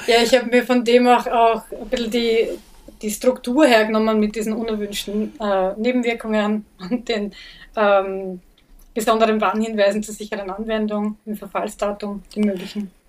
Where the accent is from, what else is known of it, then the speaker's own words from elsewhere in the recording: Vienna, Austria; Ich bin selber im Wiener Gemeindebau aufgewachsen, im 22. Bezirk